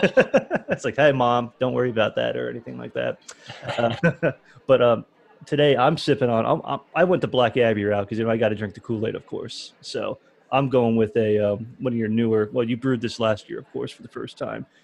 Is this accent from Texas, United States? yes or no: no; Florida, United States; I'm from Florida originally